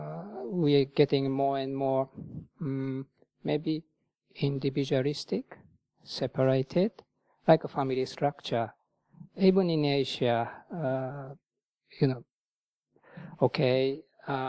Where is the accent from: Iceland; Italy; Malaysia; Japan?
Japan; moved away as an adult; also born or lived in Thailand; now in United Kingdom; in my home country, Japan